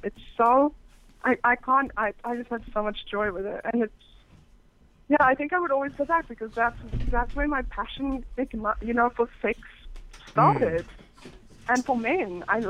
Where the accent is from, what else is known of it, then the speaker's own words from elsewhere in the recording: Cape Town, Western Cape, South Africa; also born or lived in England; Well, I was born in England, but I'm from South Africa, actually. So I grew up in Cape Town.